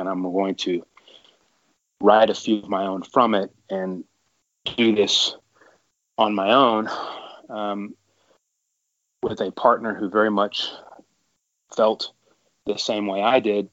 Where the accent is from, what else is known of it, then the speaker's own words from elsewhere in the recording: Texas, United States; I'm from Texas